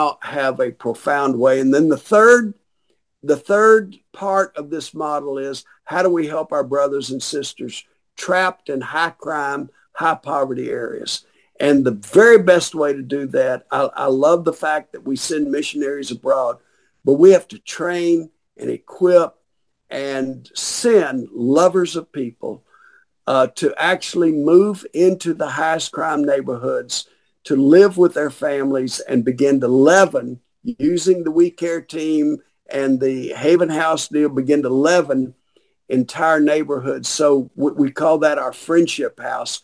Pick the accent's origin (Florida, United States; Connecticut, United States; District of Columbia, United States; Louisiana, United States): Louisiana, United States; Shreveport; When I grew up in Shreveport, I knew everybody that lived on my street.